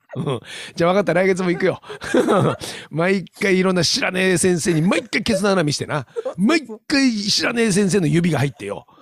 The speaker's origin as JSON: {"language": "Japanese", "region": "Hokkaido", "country": "Japan", "said": "俺、北海道人だからさ"}